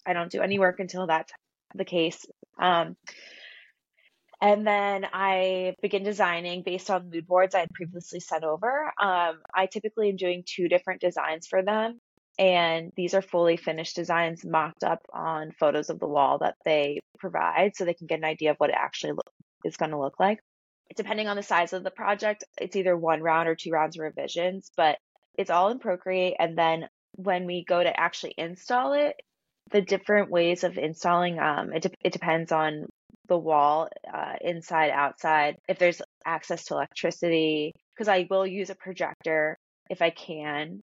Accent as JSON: {"language": "English", "town": "Philadelphia", "region": "Pennsylvania", "country": "United States", "tie": "born or raised there", "said": "I grew up in Philadelphia and I went to Temple"}